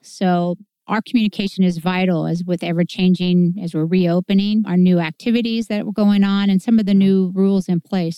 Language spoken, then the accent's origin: English; Clinton, Illinois, United States; I was born in Clinton